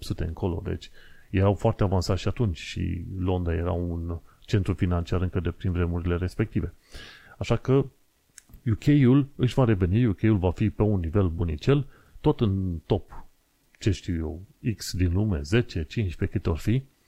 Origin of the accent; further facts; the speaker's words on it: Romania; moved away as an adult; also born or lived in Isle of Dogs, London; now in London, United Kingdom; sunt român